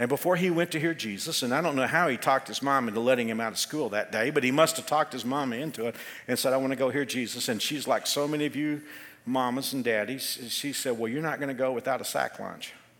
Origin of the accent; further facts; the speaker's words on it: Texas, United States; I'm from Texas. This is just my language.